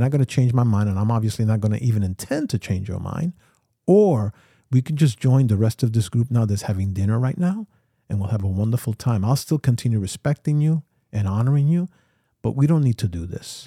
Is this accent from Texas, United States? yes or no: no; New York City, New York, United States; I grew up here in New York City